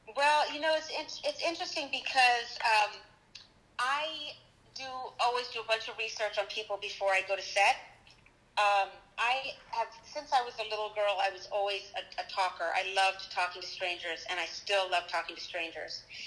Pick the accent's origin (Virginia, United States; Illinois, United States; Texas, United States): Virginia, United States; Charlottesville; moved away as an adult; now in New York, United States; I'm from Charlottesville